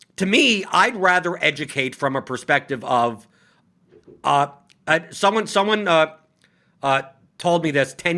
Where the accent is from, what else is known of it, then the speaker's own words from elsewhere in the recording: New York, United States; I'm from New York, so I speak very bluntly and honestly.